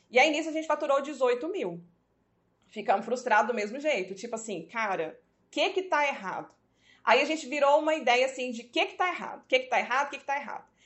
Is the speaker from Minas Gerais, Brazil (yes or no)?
no; Goiânia, Goiás, Brazil; nós somos de Goiânia